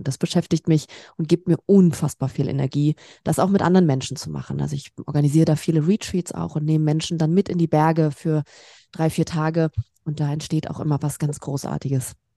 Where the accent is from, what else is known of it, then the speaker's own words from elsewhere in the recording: Berlin, Germany; moved away as an adult; now in Stuttgart, Germany; Ich komme aus Berlin ursprünglich